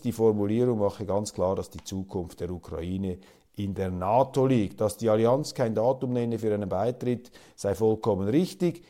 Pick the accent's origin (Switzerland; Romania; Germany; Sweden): Switzerland; als Schweizer Kleinstaatler